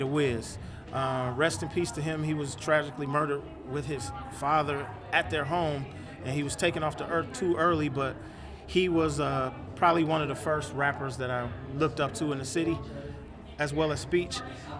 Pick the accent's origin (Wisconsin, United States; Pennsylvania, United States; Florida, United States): Wisconsin, United States; Milwaukee; growing up in Milwaukee